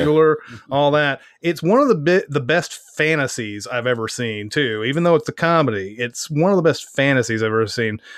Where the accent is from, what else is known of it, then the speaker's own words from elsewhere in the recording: Franklin, United States; my hometown